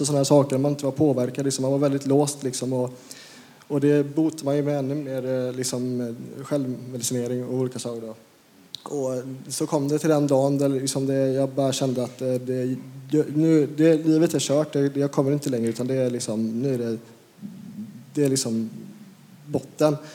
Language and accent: Swedish; Uddevalla, Västra Götaland, Sweden; moved away; also born or lived in Falköping / Skövde / Lidköping; jag är från Uddevalla från början